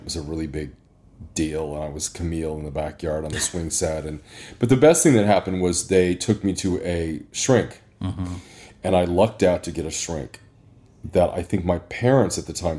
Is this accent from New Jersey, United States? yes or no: no; Indianapolis, Indiana, United States; I was born and raised in Indianapolis, Indiana.